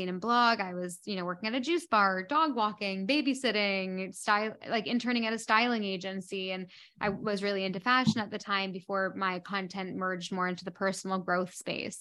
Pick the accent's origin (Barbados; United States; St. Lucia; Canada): Canada; moved away as an adult; also born or lived in London; now in Bahamas; I am a Canadian that lives in the Bahamas